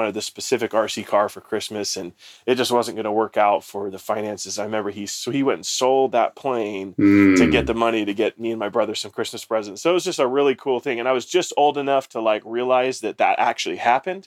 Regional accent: Palmdale, California, United States; also born or lived in Germany; grow up out in Palmdale, California, so up in the high desert in Southern California

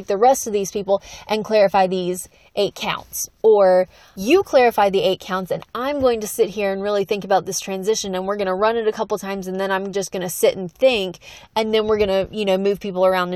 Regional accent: the South, United States; I'm from the South

